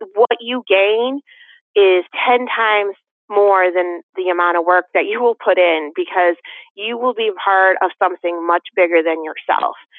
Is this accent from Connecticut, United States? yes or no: yes; West Hartford, Connecticut, United States; now in Canton, United States; Even though I, I was born in Hartford, I grew up in West Hartford, which had a significant amount of Portuguese.